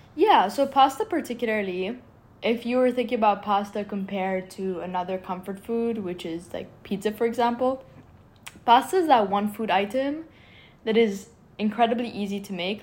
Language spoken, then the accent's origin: English; Cairo, Cairo Governorate, Egypt; moved away as an adult; now in Philadelphia, United States; I grew up in Cairo, Egypt